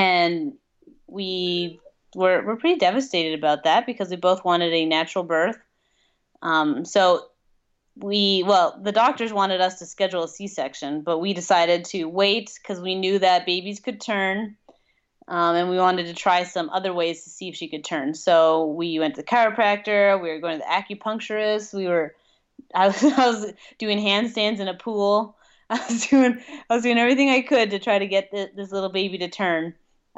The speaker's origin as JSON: {"language": "English", "region": "Colorado", "country": "United States", "said": "But we're originally from Colorado, and it's not too much different here than it is in Colorado."}